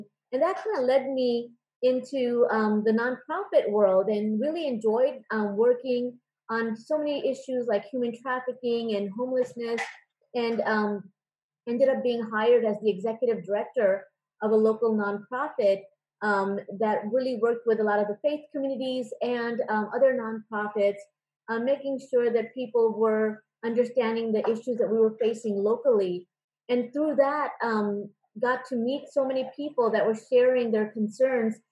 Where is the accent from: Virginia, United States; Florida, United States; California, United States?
California, United States; San Francisco Bay Area; moved away as an adult; also born or lived in Davis, California; now in Irvine, United States; I grew up in the San Francisco Bay Area